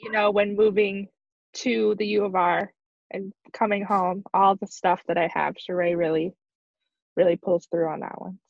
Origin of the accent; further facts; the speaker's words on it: Wyoming, United States; I'm from Wyoming, very much a hick.